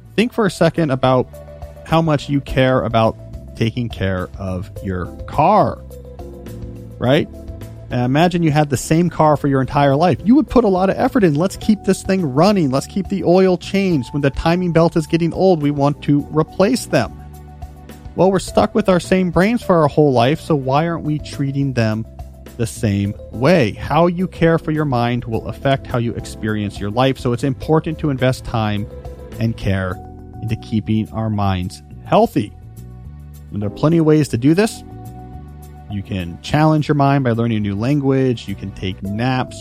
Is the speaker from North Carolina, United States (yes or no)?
no; New Jersey, United States; also born or lived in Houston, Texas; I moved after second grade from Houston to New Jersey